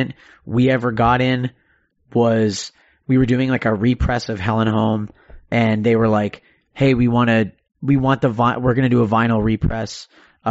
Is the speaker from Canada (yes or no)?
yes; Canada; I'm Canadian